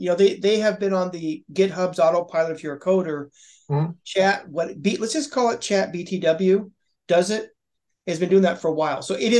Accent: Ireland; as an Irish guy

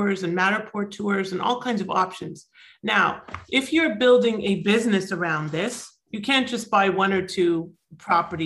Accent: Toronto, Ontario, Canada; also born or lived in South Florida; now in Florida, United States; I am originally from Toronto, and I'm now in South Florida.

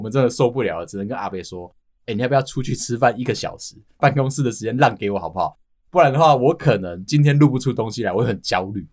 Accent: Taipei, Taiwan; 身为我们台北人哦，我们对于葱油饼这件事情，可能就只有那一两家

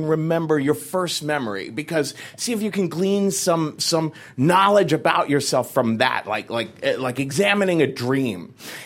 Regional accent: Cincinnati, Ohio, United States; moved away as an adult; now in New York City, United States; I grew up in Cincinnati, Ohio in the 1970s

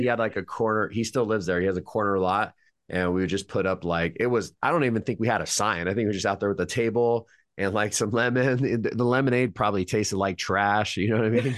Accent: Madera, California, United States; I was born in Madera, California.

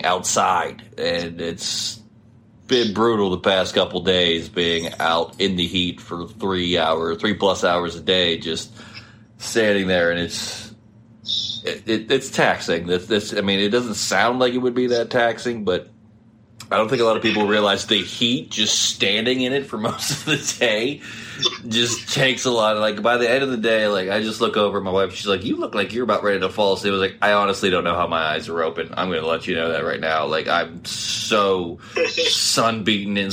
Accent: West Virginia, United States; now in Ohio, United States; I grew up in West Virginia

